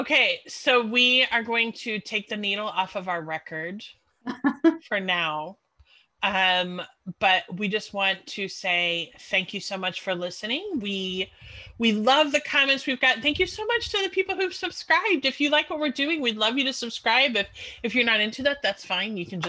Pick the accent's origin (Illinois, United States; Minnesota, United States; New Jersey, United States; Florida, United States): Illinois, United States; Chicago; growing up in Chicago, WLS, when I was a kid, that was like your big pop station